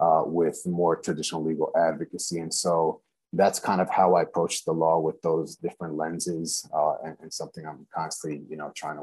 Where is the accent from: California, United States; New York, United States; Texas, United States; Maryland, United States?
New York, United States; Long Island; born and raised in Long Island, New York, to immigrant parents from Guatemala